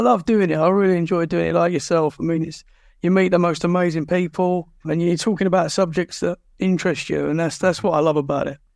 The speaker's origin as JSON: {"language": "English", "area": "Essex", "region": "East of England", "country": "United Kingdom", "moved": "as an adult", "lives_now": "Dorset, United Kingdom", "said": "I'm originally from Essex, which is just outside London."}